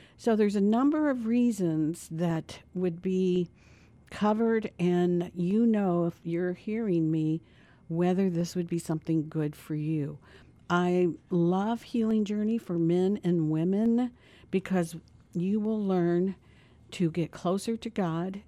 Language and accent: English; Dayton, Ohio, United States; we're both from Dayton, Ohio